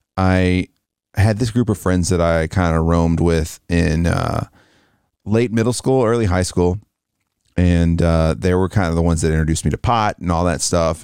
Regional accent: the South, United States; Growing up in the South

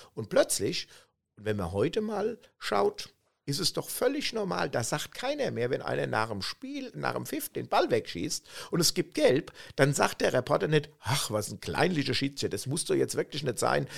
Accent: Germany; so sind wir Deutsche

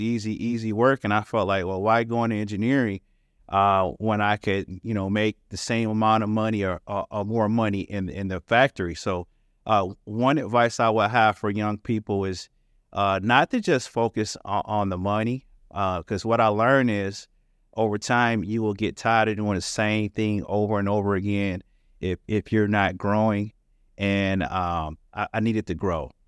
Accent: Detroit, Michigan, United States; I'm from the Detroit area, uh, the Motor City

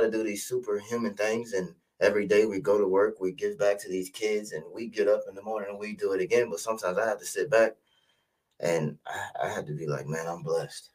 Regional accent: Richmond, Virginia, United States; moved away as an adult; now in Maryland, United States; I'm actually from Richmond, Virginia

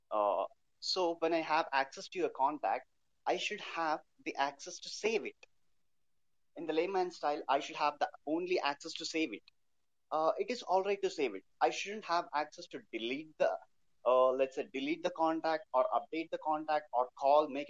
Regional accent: Hyderabad, Telangana, India; I'm from Hyderabad

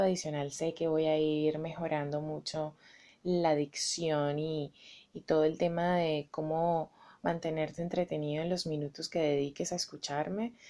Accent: Venezuela; also born or lived in Bogotá, Colombia; now in Colombia; Soy venezolana y colombiana. Mis padres, los dos son rolos, se casaron y se fueron a vivir a Caracas

